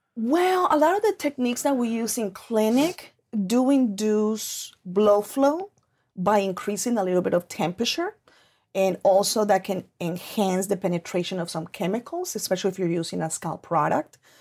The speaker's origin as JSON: {"language": "English", "country": "Colombia", "tie": "born or raised there", "moved": "yes", "said": "I grew up in Colombia, and that's actually how I was raised"}